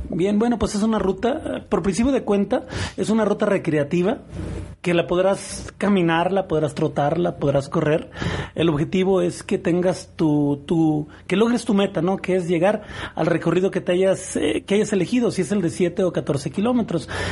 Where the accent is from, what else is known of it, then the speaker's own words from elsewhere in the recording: Etzatlán, Jalisco, Mexico; vengo de Exatlán, oriundo de Exatlán